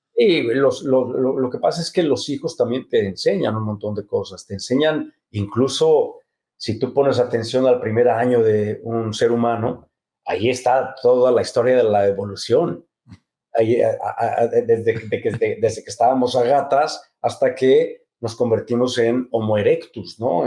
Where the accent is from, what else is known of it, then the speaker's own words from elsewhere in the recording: Mexico City, Mexico; se mudaron a la Ciudad de México sin, sin conocer a nadie, sin, sin, sin dinero, sin nada más que el amor por el teatro. Y ahí nacimos mis hermanos y yo